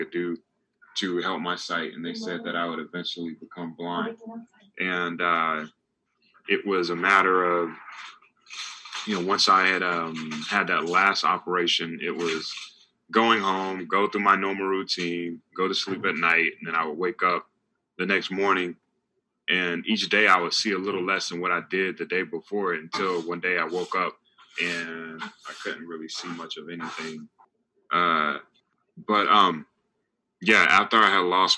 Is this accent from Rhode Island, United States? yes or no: no; North Carolina, United States